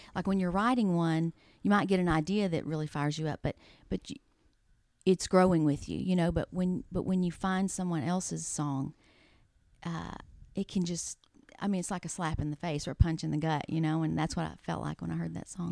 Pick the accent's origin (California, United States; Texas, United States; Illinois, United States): Texas, United States; East; moved away as an adult; now in Nashville, United States; I'm from East Texas.